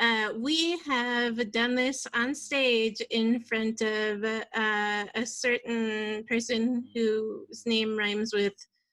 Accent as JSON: {"language": "English", "area": "Northern Cheyenne Reservation", "region": "Montana", "country": "United States", "tie": "born or raised there", "lives_now": "Missoula, United States", "said": "I'm a minority. So, but I grew up on the Northern Cheyenne Reservation and I embrace that culture and that lifestyle."}